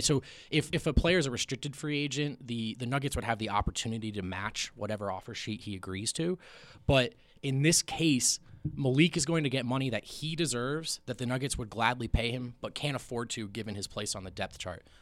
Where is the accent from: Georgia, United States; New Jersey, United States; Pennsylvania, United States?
New Jersey, United States; moved away; also born or lived in Los Angeles; I grew up in Jersey. I lived in L.A.